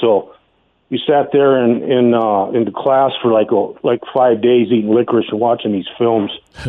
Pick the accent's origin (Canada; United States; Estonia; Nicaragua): United States; Montana; growing up in Montana here